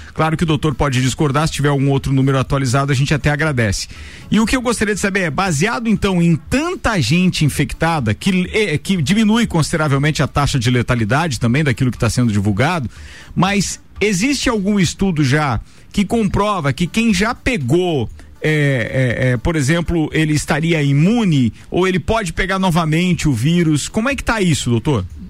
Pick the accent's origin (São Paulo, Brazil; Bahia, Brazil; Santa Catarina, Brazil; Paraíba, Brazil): Santa Catarina, Brazil; a gente aqui, como catarinense